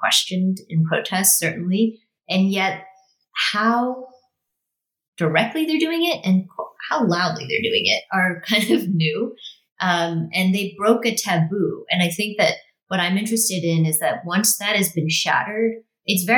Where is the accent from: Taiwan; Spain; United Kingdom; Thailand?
Thailand; Bangkok; now in California, United States; I was born and raised in Bangkok, educated only in English. I went to an international school